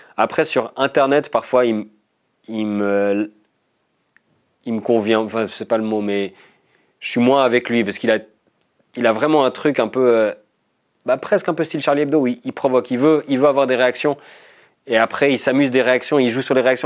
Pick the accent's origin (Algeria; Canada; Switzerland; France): Switzerland; Vaud; je viens du canton de Vaud